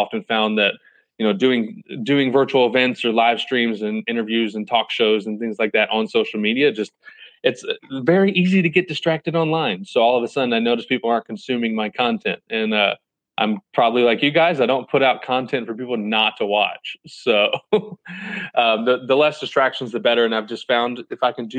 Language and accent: English; 20 minutes from Chesapeake, Virginia, United States; I'm from like 20 minutes down there.